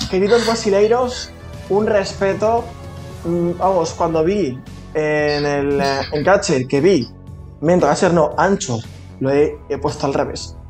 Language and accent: Spanish; Valencia, Valencian Community, Spain; somos de Valencia, trabajaba en Valencia